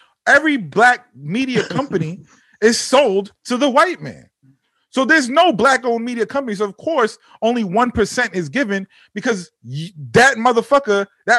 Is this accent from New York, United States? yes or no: yes; Mount Vernon, New York, United States; now in Yonkers, United States; I'm from Mount Vernon. I live in Yonkers.